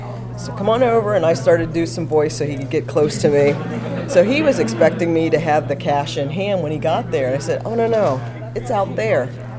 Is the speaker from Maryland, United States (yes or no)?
yes; Laurel, Maryland, United States; We're the Cyber Kids. We're from Laurel, Maryland.